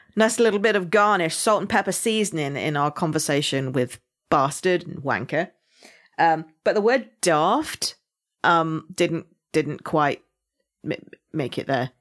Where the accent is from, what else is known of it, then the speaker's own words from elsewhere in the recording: Somerset, South West England, United Kingdom; accent: farmer slash pirate; I am from Somerset, so my accent is more farmer slash pirate